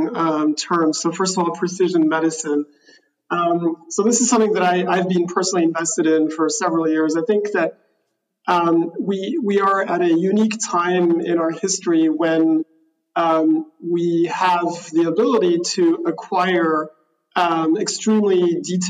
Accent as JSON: {"language": "English", "country": "Switzerland", "tie": "born or raised there", "said": "I grew up in Switzerland"}